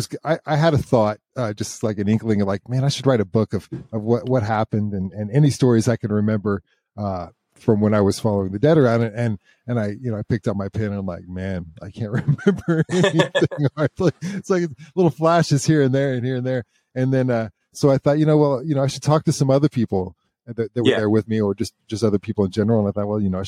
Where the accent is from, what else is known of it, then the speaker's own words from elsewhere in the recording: Midwest, United States; I come from the Midwest and it was like a factory town